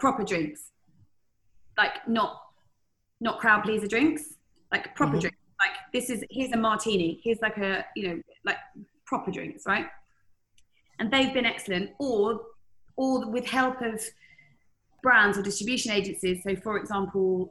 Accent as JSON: {"language": "English", "country": "United Kingdom", "said": "as a Brit"}